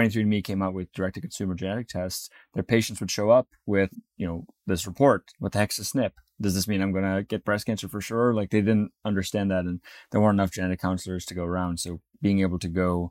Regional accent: Namibia; I was born in Namibia.

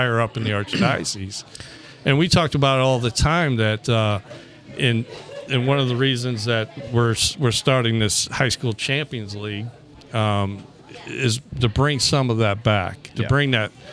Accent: Florissant, Missouri, United States; I grew up in Florissant

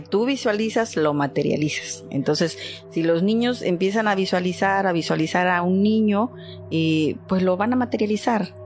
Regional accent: Poza Rica, Veracruz, Mexico; yo soy de Poza Rica, Veracruz

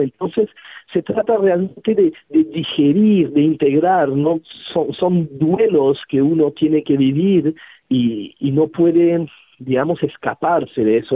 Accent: Geneva, Switzerland; now in Peru; Nací en una ciudad súper extraña, además, yo soy de Ginebra

